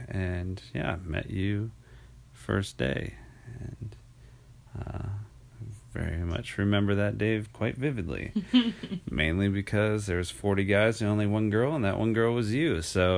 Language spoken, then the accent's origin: English; Boston, Massachusetts, United States; also born or lived in Gainesville; I was born in Gainesville, Florida. That's right. Go Gators. And then quickly after that, I think it was like 6 weeks later, something like that, moved up to Boston, Massachusetts.